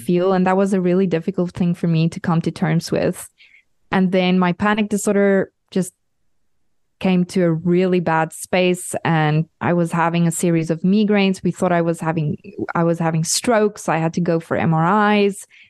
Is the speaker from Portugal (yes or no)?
no; South Africa; now in Europe; I'm a South African living in Europe